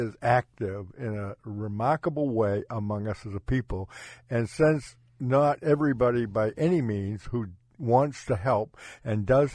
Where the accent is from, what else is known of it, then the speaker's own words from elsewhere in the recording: Ipswich, Massachusetts, United States; moved away; I'm from Ipswich originally, and that was the plantation at Agawam